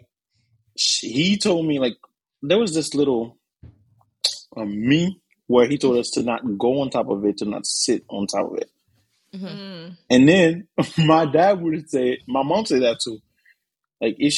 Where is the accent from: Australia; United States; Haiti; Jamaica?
Haiti; moved away; I was born in Haiti.